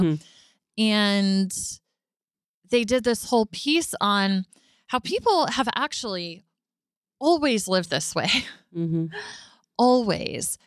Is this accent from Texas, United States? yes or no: yes; Arlington, Texas, United States; I was born and raised in Arlington